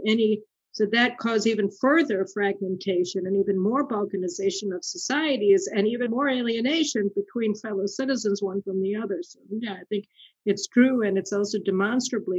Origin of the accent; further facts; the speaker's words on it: United States; now in Israel; we grew up in America